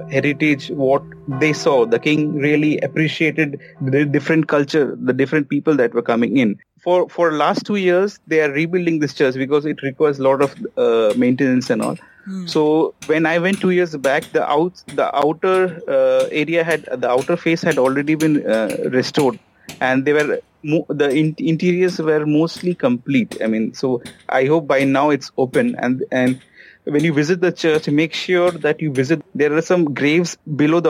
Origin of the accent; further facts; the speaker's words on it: Kolkata, West Bengal, India; I'm from Calcutta